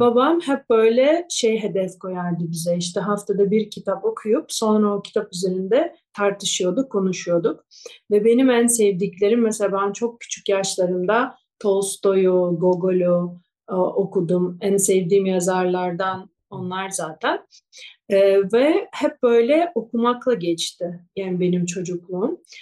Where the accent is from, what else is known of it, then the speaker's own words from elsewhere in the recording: Kyiv, Ukraine; first language Russian; Turkish is a second language; moved away as an adult; also born or lived in Japan; Ben Ukraynalıyım, Kiev'de doğdum ve benim ana dilim Rusça